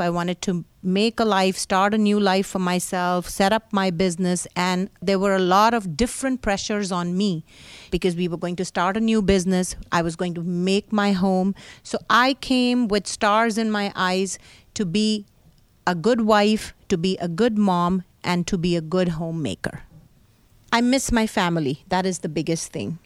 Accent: New Delhi, Delhi, India; moved away as an adult; now in Pittsburgh, United States; I was born in New Delhi, India. I grew up in a small, uh, neighborhood

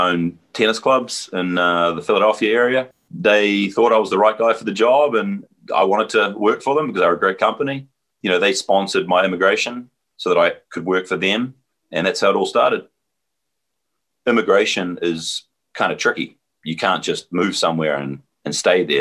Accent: Wellington, New Zealand; moved away as an adult; now in Pittsburgh, United States; I'm from Wellington, the capital

